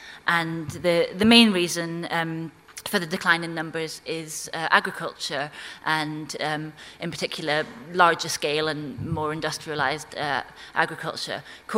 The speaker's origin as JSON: {"language": "English", "region": "Scotland", "country": "United Kingdom", "tie": "born or raised there", "accent": "not a strong Orcadian accent", "moved": "as an adult", "lives_now": "London, United Kingdom", "said": "I came from Orkney. I was born there and grew up there on a sheep farm, although my parents are from England, which is why I don't have a strong Orcadian accent."}